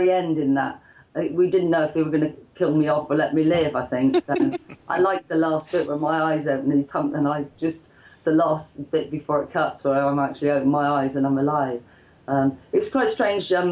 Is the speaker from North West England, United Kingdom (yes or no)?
no; Bristol, South West England, United Kingdom; I was from Bristol